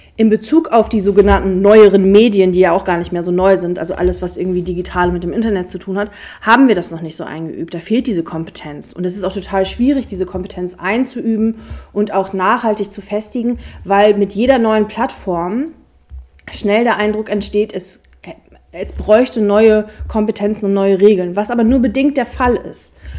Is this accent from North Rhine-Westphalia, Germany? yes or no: no; Braunschweig, Lower Saxony, Germany; ich komme aus Braunschweig